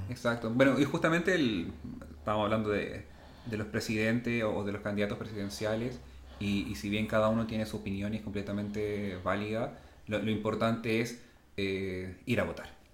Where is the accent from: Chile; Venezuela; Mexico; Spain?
Chile; todos los chilenos seamos considerados como igual